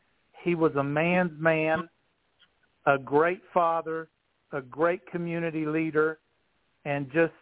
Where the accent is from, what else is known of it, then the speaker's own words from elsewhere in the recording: Northfork, West Virginia, United States; growing up in the Norfolk community with Gary